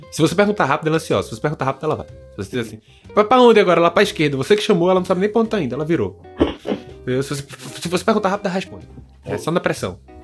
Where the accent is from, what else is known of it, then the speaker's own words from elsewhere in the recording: Recife, Pernambuco, Brazil; now in Lisbon, Portugal; Sou de Recife, moro aqui em Lisboa, Portugal.